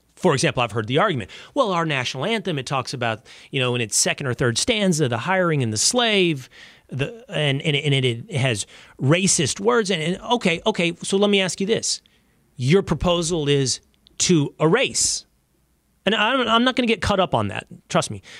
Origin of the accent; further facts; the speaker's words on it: Texas, United States; My home state of Texas